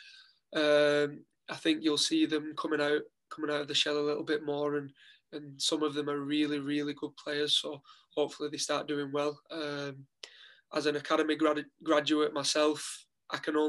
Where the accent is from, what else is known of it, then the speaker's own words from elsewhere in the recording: Wigan, North West England, United Kingdom; moved away as an adult; now in Dundalk, Ireland; representing my hometown club